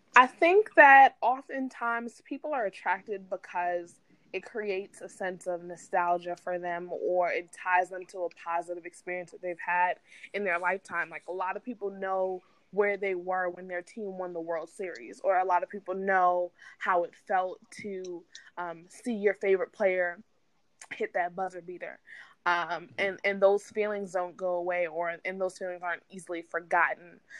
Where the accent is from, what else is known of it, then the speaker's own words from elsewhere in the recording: New York City, New York, United States; moved away as an adult; also born or lived in Philadelphia, Pennsylvania; I'm a New York City native